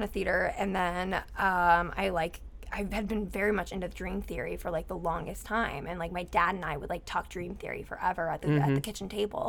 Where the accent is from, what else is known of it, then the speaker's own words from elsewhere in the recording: Cincinnati, Ohio, United States; I grew up in Cincinnati.